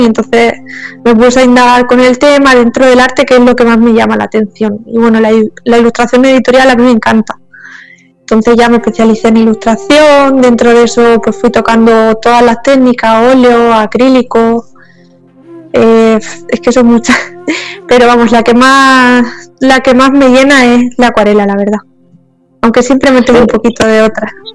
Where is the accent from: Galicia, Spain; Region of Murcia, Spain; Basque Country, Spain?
Region of Murcia, Spain; Cartagena; Soy de aquí de Cartagena, aunque mi familia materna también es de Cádiz